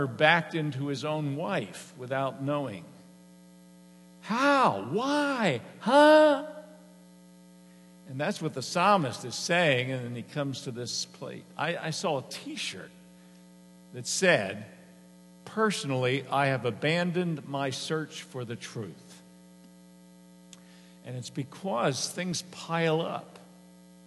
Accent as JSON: {"language": "English", "town": "Harrisburg", "region": "Pennsylvania", "country": "United States", "tie": "born or raised there", "said": "I grew up on Rudy Road. Most of you probably know where Rudy Road is in Harrisburg"}